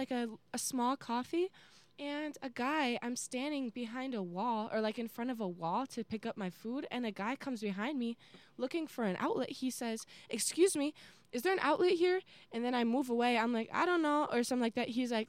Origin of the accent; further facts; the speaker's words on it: north suburbs of Chicago, Illinois, United States; moved away as an adult; I live 2.5 hours away in Illinois, like north suburbs of Chicago, and it was just fun. I really did see my hometown best friends.